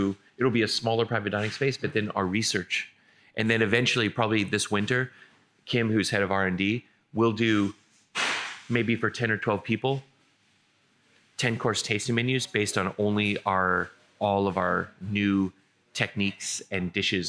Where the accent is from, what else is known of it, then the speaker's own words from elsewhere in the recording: San Diego, California, United States; San Diego.